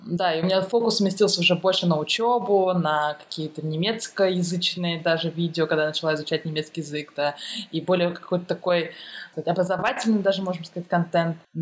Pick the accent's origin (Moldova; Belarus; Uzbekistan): Uzbekistan; Tashkent; moved away as an adult; also born or lived in Moscow, Russia; now in Germany; Я сама из Ташкента, и я ходила еще тогда э, в художественную школу